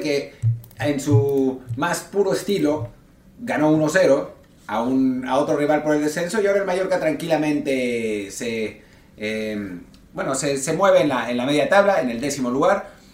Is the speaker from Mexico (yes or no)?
yes; Mexico